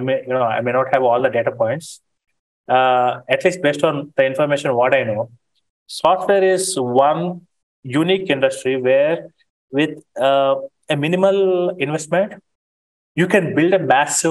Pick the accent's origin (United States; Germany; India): India; Being Indian, I think you can empathize with me.